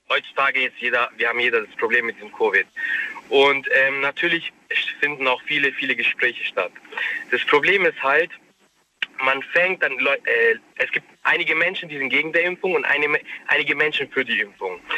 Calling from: Waiblingen, Baden-Württemberg, Germany; ich komme aus Weibling.

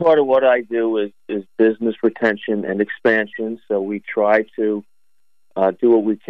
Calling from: Albany, New York, United States; So, I tell you, this morning, Jay, I'm calling you from Albany. I'm at an economic development conference up here.

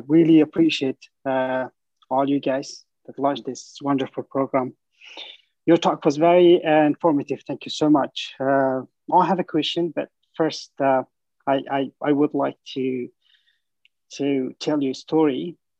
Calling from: San Francisco, California, United States; I'm talking from San Francisco, California.

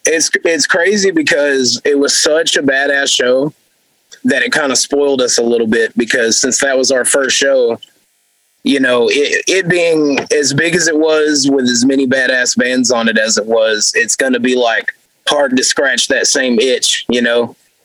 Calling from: Longview, Texas, United States; I'm calling from Longview, Texas.

